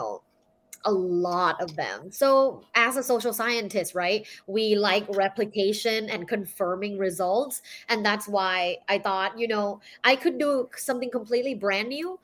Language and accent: English; Thailand; I'm from Thailand. So I was born and I grew up in Thailand